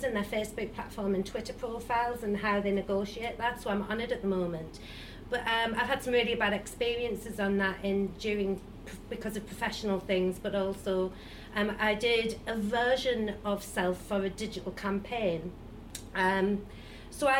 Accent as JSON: {"language": "English", "town": "Sunderland", "region": "North East England", "country": "United Kingdom", "tie": "born or raised there", "moved": "yes", "said": "I'm from Sunderland and everyone's pro-Brexit that I grew up"}